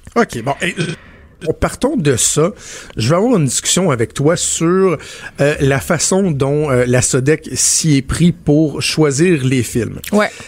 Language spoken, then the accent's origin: French; Quebec, Canada; Les gens chez nous au Québec